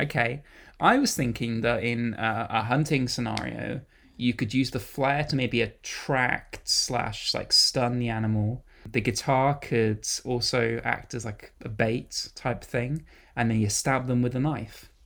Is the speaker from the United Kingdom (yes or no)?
yes; United Kingdom; as a British person